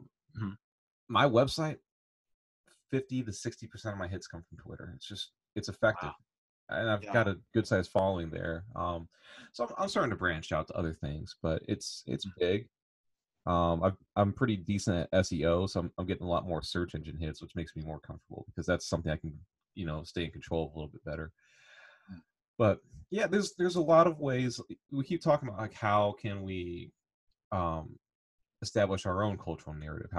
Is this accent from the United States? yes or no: yes; Illinois, United States; moved away; also born or lived in Indiana / Southern Alabama; I grew up in Illinois, and sports are very dominant there